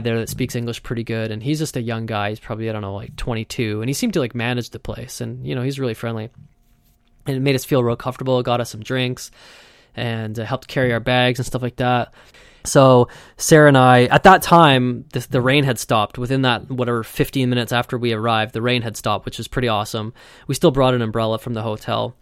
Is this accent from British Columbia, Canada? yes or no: yes; Vancouver, British Columbia, Canada; I'm from Vancouver, and it rains a lot here.